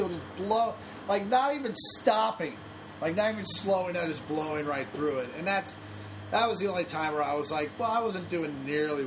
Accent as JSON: {"language": "English", "town": "Kansas City", "country": "United States", "tie": "born or raised there", "moved": "yes", "lives_now": "Los Angeles, United States", "said": "I grew up in Kansas City"}